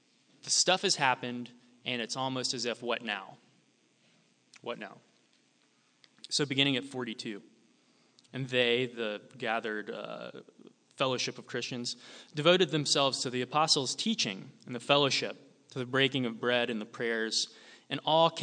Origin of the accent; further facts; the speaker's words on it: Sumter, South Carolina, United States; moved away as an adult; also born or lived in Toronto; now in Charleston, United States; I grew up in Sumter, just, 30 miles down the road